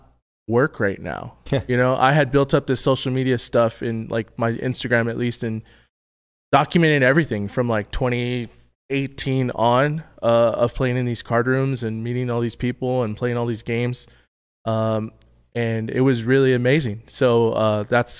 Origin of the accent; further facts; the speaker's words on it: Texas, United States; I grew up in Texas